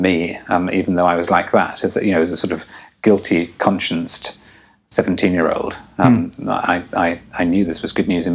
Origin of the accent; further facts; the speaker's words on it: England, United Kingdom; I'm English